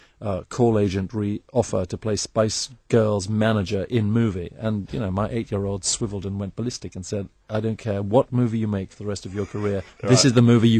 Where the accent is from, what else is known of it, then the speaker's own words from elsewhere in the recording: Eswatini; I grew up in Swaziland, where there was nothing else except for the movies